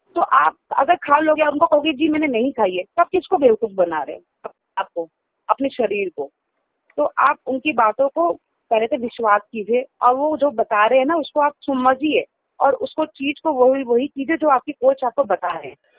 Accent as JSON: {"language": "Hindi", "town": "Mumbai", "region": "Maharashtra", "country": "India", "moved": "yes", "lives_now": "Delhi, India", "said": "मैं मुंबई से हूँ"}